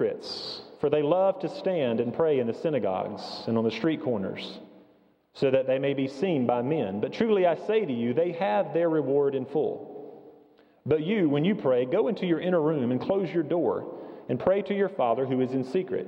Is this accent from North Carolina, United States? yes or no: yes; East Flat Rock, North Carolina, United States; Many of you also know that I grew up in Hendersonville, just west of here, up 74 and up 26, and I grew up in the community of East Flat Rock